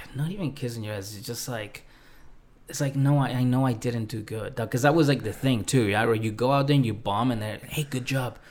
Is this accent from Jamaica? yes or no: no; Mexico City, Mexico; moved away; also born or lived in South Shore, Massachusetts, United States; I grew up in Mexico City, and I also came up in the South Shore of, uh, of Massachusetts.